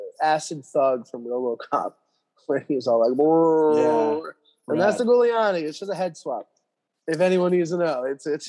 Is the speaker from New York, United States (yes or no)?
yes; New York City, New York, United States; my whole family's from here. You know, we're all Jews from South Third and Havemeyer in Brooklyn. And my grandparents had this hardware store called Burgers for years.